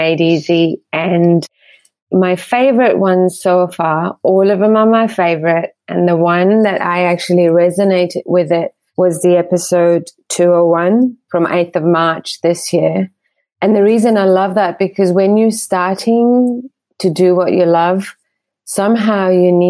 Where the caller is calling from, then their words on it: Perth, Western Australia, Australia; I'm calling from Perth in Western Australia.